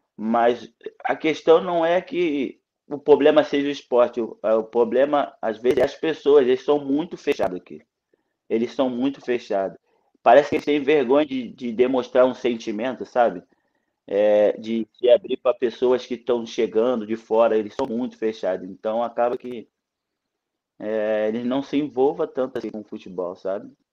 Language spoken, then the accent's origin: Portuguese; Brazil; moved away; also born or lived in Croatia; Eu não sabia escrever quando eu saí do Brasil